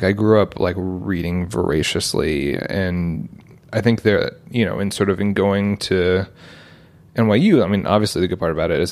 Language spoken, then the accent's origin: English; United States; also born or lived in London, United Kingdom / New York / Portland, Oregon; we moved to the US when I was three, lived in both upstate New York and Portland, Oregon.